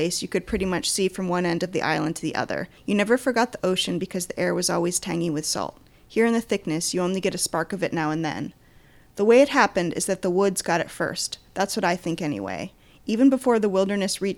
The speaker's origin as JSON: {"language": "English", "region": "Maine", "country": "United States", "said": "I'm from Maine"}